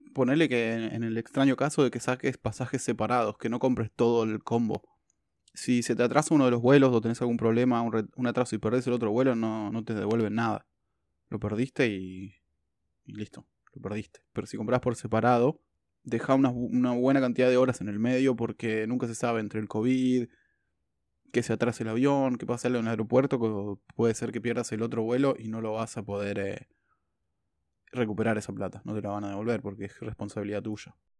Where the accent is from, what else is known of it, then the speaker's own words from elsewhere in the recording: Argentina; now in New Zealand; yo soy argentino